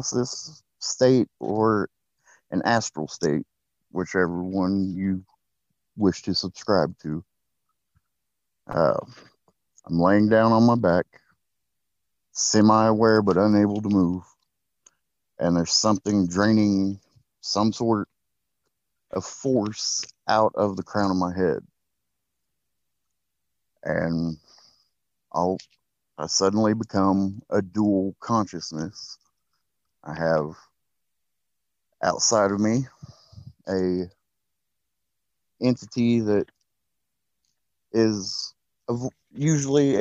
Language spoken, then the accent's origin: English; Oklahoma, United States; I am from Oklahoma in the United States.